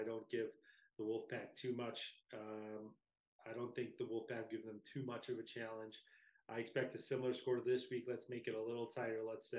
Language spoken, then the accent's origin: English; New Lenox, Illinois, United States; Lincoln Way West, obviously my hometown